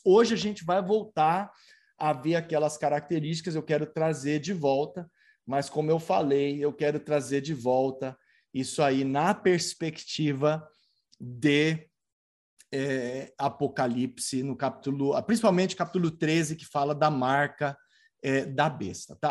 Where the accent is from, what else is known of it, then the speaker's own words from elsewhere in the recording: Tatuí, São Paulo, Brazil; also born or lived in Barbacena; quando eu era criança, lá em Barbacena, menino criado lá em Tatuí, no interior de São Paulo